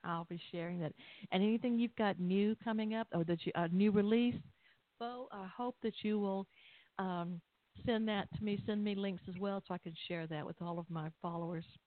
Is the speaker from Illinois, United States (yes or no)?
no; Atlanta, Georgia, United States; I'm from Atlanta